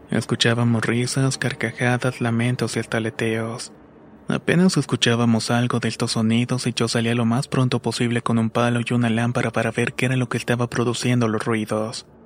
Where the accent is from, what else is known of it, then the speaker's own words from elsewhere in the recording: Mexico; also born or lived in Tehuacán / Tlaxcala; tengo 23 años y soy de México. Cuando era niño, por razón del trabajo de mis padres, nos mudamos durante un tiempo a Tehuacán y luego a Tlaxcala.